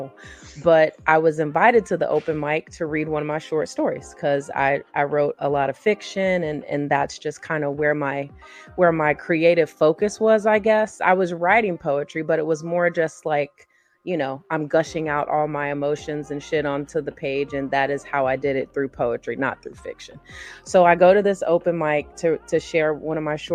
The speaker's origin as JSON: {"language": "English", "town": "Ocean Springs", "region": "Mississippi", "country": "United States", "tie": "born or raised there", "said": "I'm from a small town on the Mississippi Gulf Coast called Ocean Springs. That's okay. Where I was born and raised."}